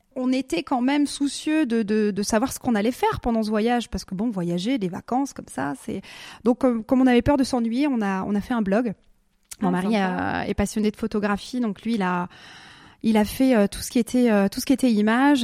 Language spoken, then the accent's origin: French; Alsace, Grand Est, France; moved away as an adult; also born or lived in Basel, Switzerland; now in Switzerland; j'habitais en Alsace, mhm. je suis née dans l'Est, j'ai passé toute ma jeunesse dans l'Est.